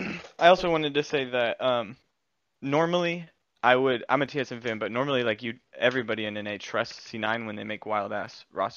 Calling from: Kansas City, Missouri, United States; Yes, sir. Kansas City, Missouri.

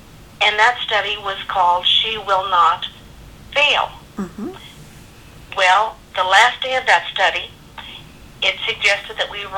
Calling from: California, United States; I'm calling from California.

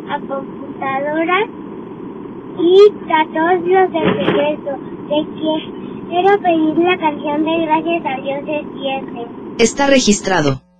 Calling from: Guadalajara, Jalisco, Mexico; de la Guadalajara.

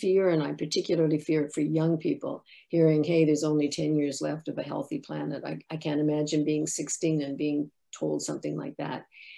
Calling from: Ottawa, Ontario, Canada; I come to you from Ottawa, the unceded territory of the Algonquin and Anishinaabe people.

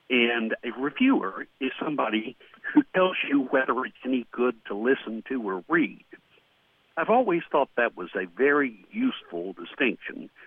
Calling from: Brooklyn, New York, United States; I'm from Brooklyn.

